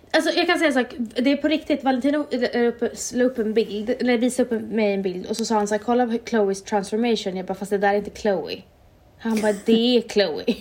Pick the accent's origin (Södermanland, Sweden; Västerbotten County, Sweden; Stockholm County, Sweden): Västerbotten County, Sweden; Umeå; när jag var liten i Umeå.